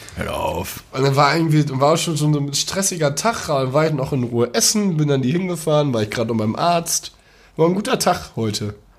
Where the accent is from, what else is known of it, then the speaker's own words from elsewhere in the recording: Ruhr area, North Rhine-Westphalia, Germany; accent: Pott; Ich kann, ich kann nur Pott. Ich komme aus dem Pott.